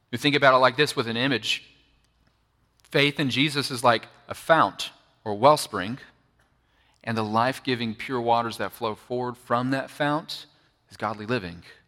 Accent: Bible Belt, Southern United States, United States; I grew up in the Bible Belt, which is Southern United States, right?

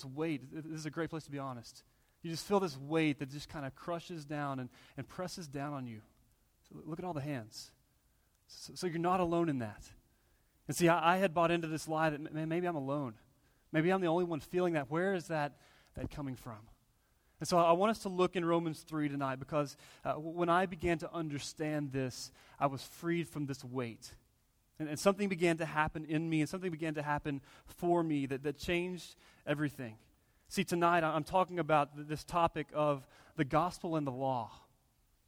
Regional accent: near Amarillo, Texas, United States; I grew up near Amarillo, Texas, and Bible Belt, pretty much everything you could imagine from small town Christianity

